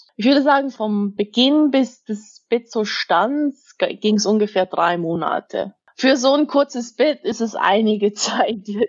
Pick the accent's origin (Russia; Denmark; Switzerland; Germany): Switzerland; Zug; Ich bin aus Zug. Das ist eine kleine Stadt, so dreißig Minuten mit dem Auto entfernt